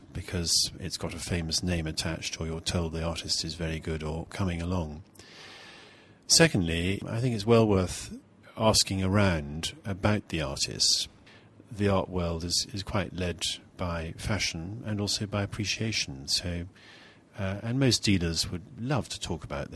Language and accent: English; Scotland, United Kingdom; being rather Scottish